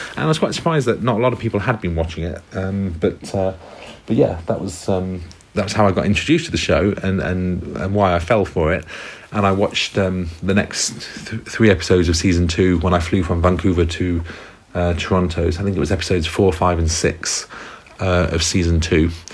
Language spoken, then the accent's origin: English; United Kingdom; also born or lived in South Korea; I'm from the UK.